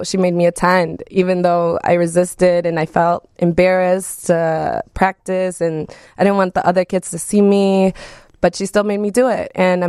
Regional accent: Wisconsin, United States; first language Spanish; English is a second language; also born or lived in Mexico; So I was born in Mexico when I was born. But I was brought over to Wisconsin when I was 3 years old. So Spanish was my first language, but I speak better English

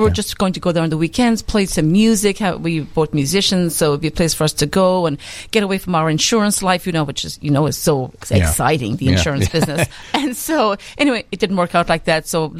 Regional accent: Ireland; moved away; I was born in Ireland.

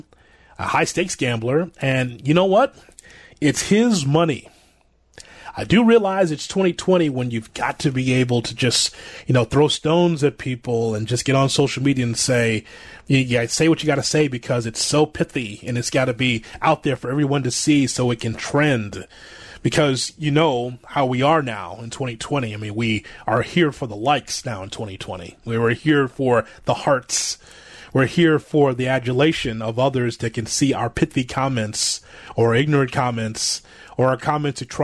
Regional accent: Chicago, Illinois, United States; I'm from Chicago

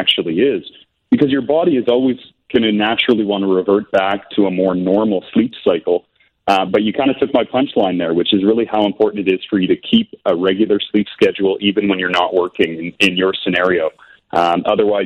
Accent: Canada; accent: Canadian; moved away; I am Canadian

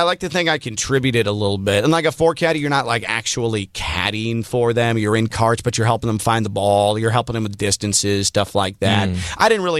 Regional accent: Chicago, Illinois, United States; when I was growing up in the Chicago area

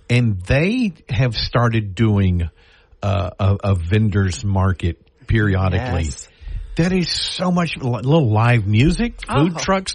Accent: Bossier City, Louisiana, United States; I grew up in Bossier.

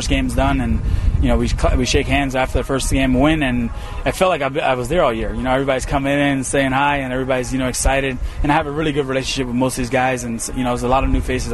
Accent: New Jersey, United States; I grew up in Jersey

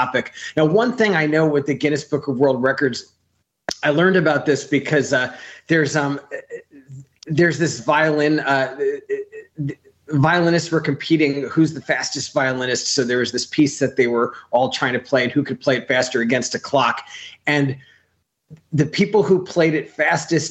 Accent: New York City, New York, United States; moved away as an adult; also born or lived in Bay St. Louis, Mississippi; now in Los Angeles, United States; I grew up in New York

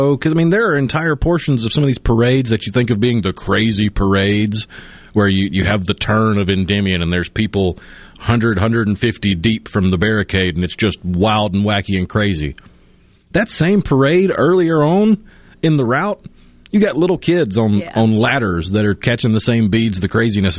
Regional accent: Tupelo, Mississippi, United States; I, unlike many Mississippians, especially the farther south you go in the Magnolia State, I didn't grow up with a tradition of Mardi Gras. Growing up in Tupelo

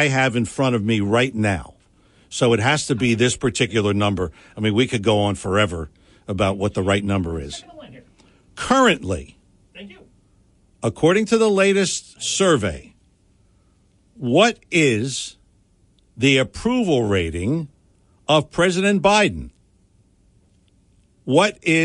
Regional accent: Philadelphia, Pennsylvania, United States; I am from Philadelphia

